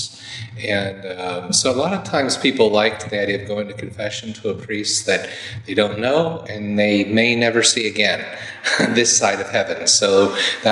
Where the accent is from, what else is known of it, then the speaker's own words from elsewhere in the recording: Indiana, United States; from Indiana, my home state.